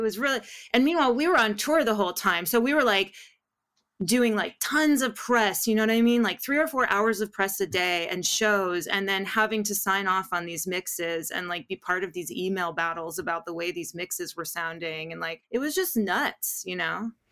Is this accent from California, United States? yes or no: yes; Los Angeles, California, United States; also born or lived in Tujunga; I'm a true Valley girl. I was born and raised in the San Fernando Valley